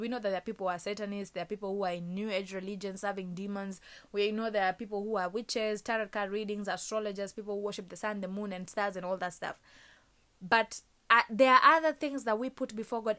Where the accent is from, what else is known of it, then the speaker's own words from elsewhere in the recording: Kenya; moved away; my home country, Kenya